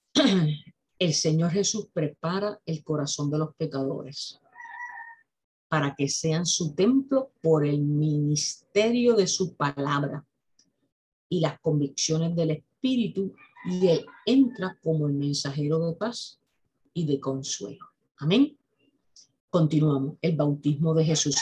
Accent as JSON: {"language": "Spanish", "town": "Aguadilla", "country": "Puerto Rico", "tie": "born or raised there", "said": "Yo vivo en Aguadilla. Aguadilla es un pueblo al noroeste de Puerto Rico. Es un pueblo bañado por el Océano Atlántico. Yo estudié en las escuelas que están en el mismo pueblo"}